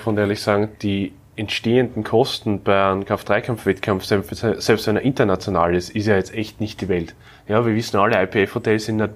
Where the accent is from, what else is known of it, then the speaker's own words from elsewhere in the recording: Austria; Mittlerweile, wenn du als Österreicher unterwegs bist, die Leute schauen, was du meldest, was du machst, was du tust.